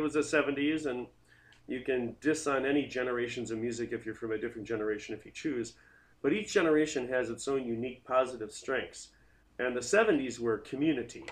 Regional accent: South Milwaukee, Wisconsin, United States; I grew up in South Milwaukee.

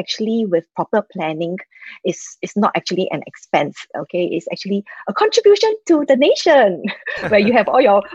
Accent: Singapore; I am from Singapore.

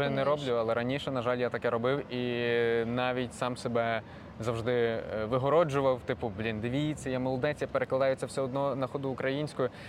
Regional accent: Ukraine; first language uk; я ріс в україномовній родині, і для мене це не було взагалі якимось питанням.

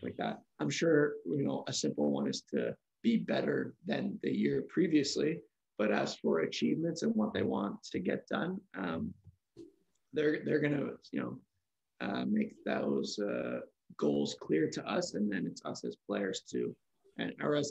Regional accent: Markham, Ontario, Canada; also born or lived in Australia; now in Vaughan, Canada; I'm from Markham. I'm living in Vaughan right now

